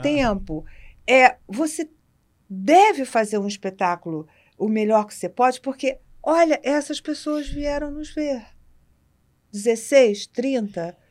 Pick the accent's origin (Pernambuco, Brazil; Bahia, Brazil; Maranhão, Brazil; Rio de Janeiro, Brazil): Rio de Janeiro, Brazil; eu, como carioca